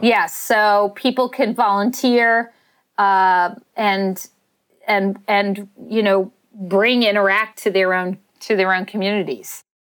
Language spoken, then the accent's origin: English; New York City, New York, United States; a woman growing up in Staten Island